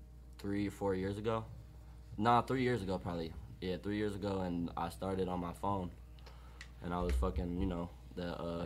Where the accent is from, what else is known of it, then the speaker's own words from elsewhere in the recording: Lincoln Park, Michigan, United States; also born or lived in Farmington Hills; I grew up in Lincoln Park in Southwest and shit